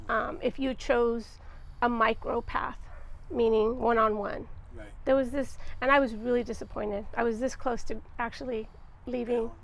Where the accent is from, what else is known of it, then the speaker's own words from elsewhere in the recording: Santa Barbara, California, United States; also born or lived in Los Angeles; I was born and raised in Santa Barbara